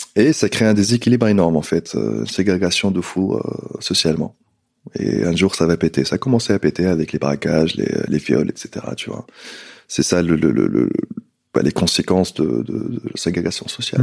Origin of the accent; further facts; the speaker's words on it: Tunisia; moved away as an adult; also born or lived in London, United Kingdom / Nice, France; now in Paris, France; j'ai quitté la Tunisie quand j'étais jeune, 18 ans